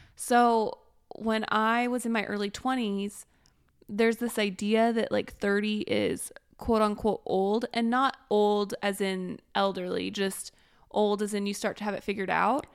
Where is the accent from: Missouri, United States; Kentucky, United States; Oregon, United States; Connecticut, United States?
Missouri, United States; Springfield; moved away; I grew up in Springfield, Missouri